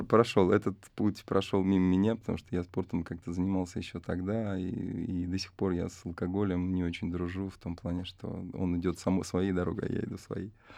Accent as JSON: {"language": "Russian", "town": "Arsenyevo", "region": "Tula Oblast", "country": "Russia", "tie": "born or raised there", "said": "я сам родом из Арсеньева, поселок небольшой."}